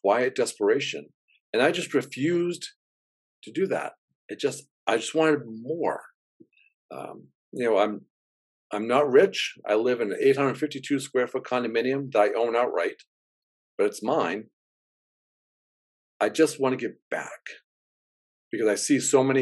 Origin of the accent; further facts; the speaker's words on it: Gorham, Maine, United States; now in New Hampshire, United States; I grew up poor in Gorham, Maine